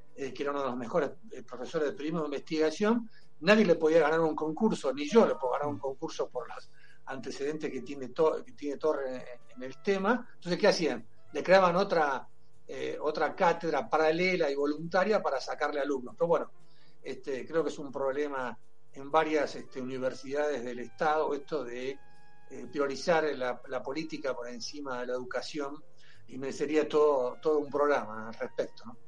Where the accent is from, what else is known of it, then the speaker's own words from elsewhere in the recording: Berazategui, Buenos Aires Province, Argentina; yo soy de Verazategui